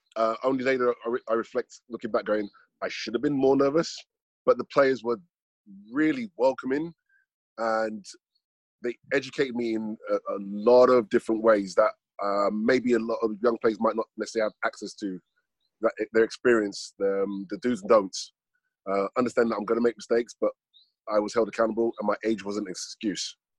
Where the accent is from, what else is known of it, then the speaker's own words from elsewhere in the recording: London, United Kingdom; moved away; I was from London